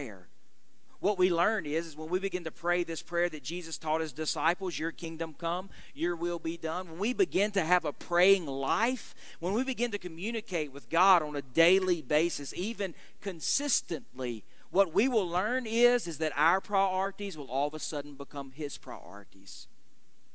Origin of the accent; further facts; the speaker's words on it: United States; as American Christians living in the midst of what is, we recognize, a very unchristian world